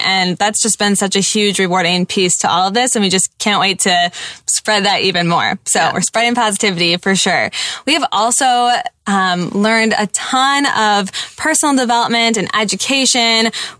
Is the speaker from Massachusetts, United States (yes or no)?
no; Wisconsin, United States; we are moms from Wisconsin.